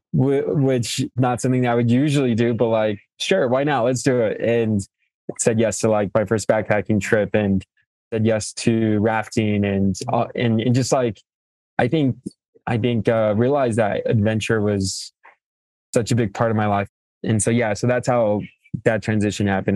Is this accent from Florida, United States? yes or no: no; Fort Morgan, Colorado, United States; also born or lived in Mexico / Greeley, Colorado; I'm originally from Mexico and came to the states and documented and grew up in northern Colorado, in Fort Morgan, uh, northeast plains of Colorado